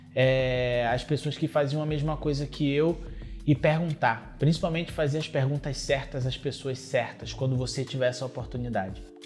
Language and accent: Portuguese; Brazil; é a realidade de onde eu vim